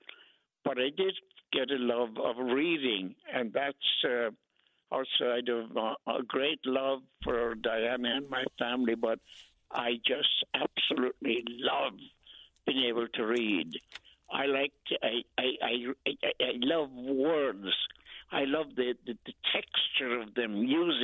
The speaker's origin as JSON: {"language": "English", "country": "Ireland", "tie": "born or raised there", "moved": "as an adult", "lives_now": "Brooklyn, United States", "said": "I was born here in Brooklyn, as you said, and was taken to Ireland when we were children"}